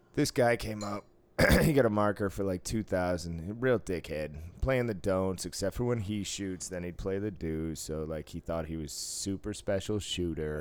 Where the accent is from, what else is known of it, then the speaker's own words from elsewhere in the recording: East Coast, United States; moved away; growing up on the East Coast